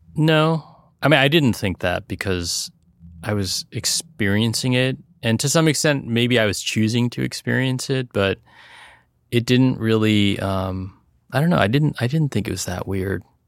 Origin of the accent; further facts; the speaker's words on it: South Bay, California, United States; growing up in the South Bay